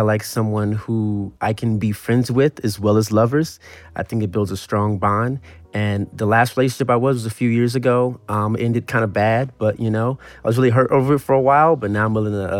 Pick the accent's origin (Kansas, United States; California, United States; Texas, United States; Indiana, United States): California, United States; Los Angeles; also born or lived in Palmdale, California; I'm 26 years old. I grew up in Southern California, preferably like in the Van Nuys area, and then I moved to Palmdale.